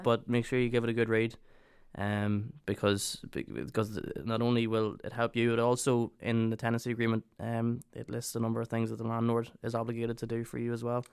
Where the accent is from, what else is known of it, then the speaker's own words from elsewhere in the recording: Ireland; moved away as an adult; now in Northern Ireland, United Kingdom; we're both from the Republic of Ireland